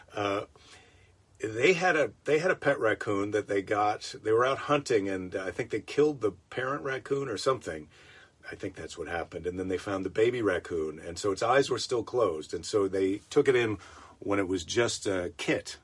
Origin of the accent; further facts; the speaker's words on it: Iowa, United States; now in California, United States; Iowa's my home state.